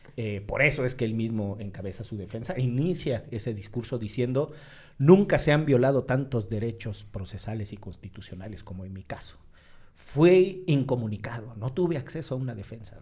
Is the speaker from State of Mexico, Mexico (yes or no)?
no; Veracruz, Mexico; soy de Veracruz